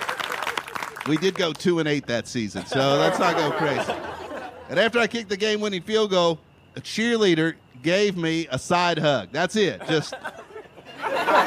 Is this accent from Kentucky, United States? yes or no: yes; Kentucky, United States; now in Los Angeles, United States; I'm from Kentucky